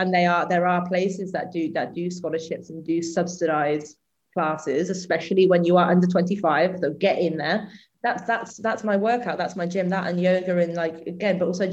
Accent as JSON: {"language": "English", "area": "the Midlands", "region": "England", "country": "United Kingdom", "said": "I'm from the Midlands"}